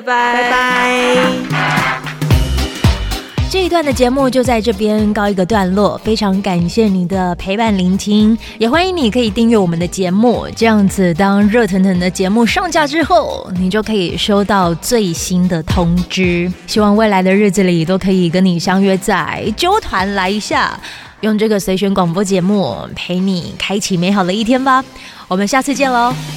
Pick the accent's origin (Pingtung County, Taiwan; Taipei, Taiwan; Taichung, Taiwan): Pingtung County, Taiwan; Pingtung; 我自己是在屏东长大的孩子